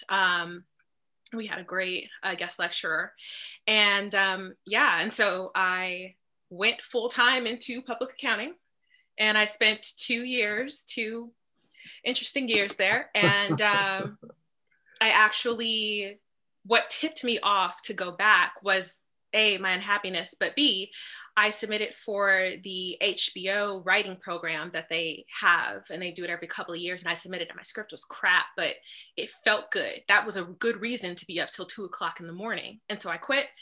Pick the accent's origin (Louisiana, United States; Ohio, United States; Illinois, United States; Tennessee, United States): Illinois, United States; Chicago; moved away as an adult; also born or lived in Hampton, Virginia; I'm originally from Chicago